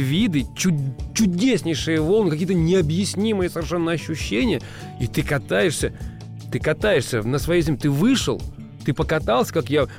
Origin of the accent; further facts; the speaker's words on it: Russia; у нас в стране